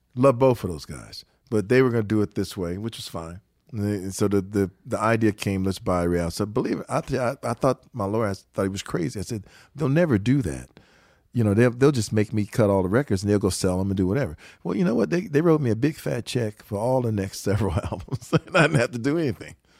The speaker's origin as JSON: {"language": "English", "town": "Detroit", "region": "Michigan", "country": "United States", "moved": "yes", "said": "we are from Detroit"}